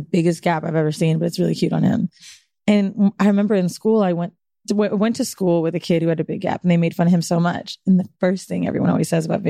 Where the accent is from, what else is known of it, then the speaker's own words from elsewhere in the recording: Florida, United States; moved away; also born or lived in San Francisco; Moved to Florida when I was like super young, like 7 or 6 or something.